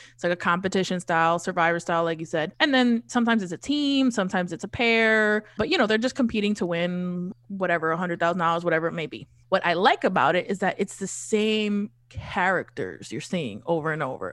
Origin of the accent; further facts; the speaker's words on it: New York City, New York, United States; I grew up in Queens